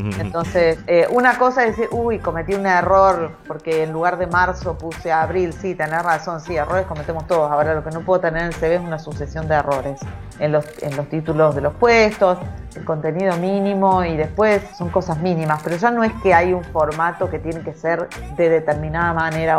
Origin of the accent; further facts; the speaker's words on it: Argentina; un país que tiene muy poca estabilidad como el nuestro